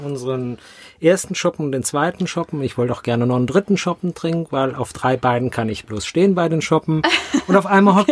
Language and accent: German; Rhineland, Germany; now in Mainz, Germany; ich als Rheinländer